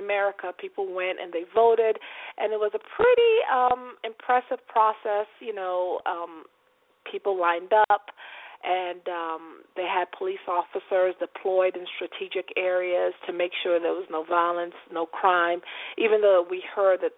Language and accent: English; Nigeria; now in Atlanta, United States; as a Nigerian, you know, a Nigerian-American